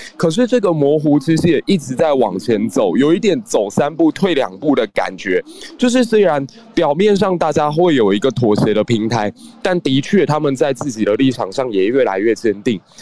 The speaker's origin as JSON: {"language": "Chinese", "country": "Taiwan", "tie": "born or raised there", "said": "我自己是出生在一个九六年台海危机的那样的环境之下"}